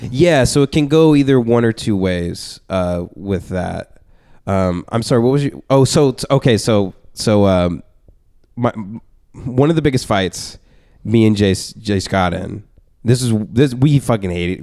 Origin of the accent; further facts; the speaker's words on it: Abilene, Texas, United States; moved away as an adult; now in Los Angeles, United States; I was banned from the only open mic in my hometown. of Abilene, Texas